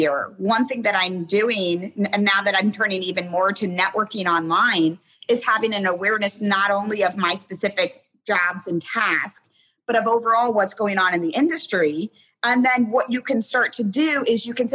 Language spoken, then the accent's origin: English; Hicksville, Ohio, United States; moved away as an adult; also born or lived in Tanzania; I started writing newspaper articles for my hometown newspaper because I'm from a very small town called, it's literally called Hicksville, Ohio.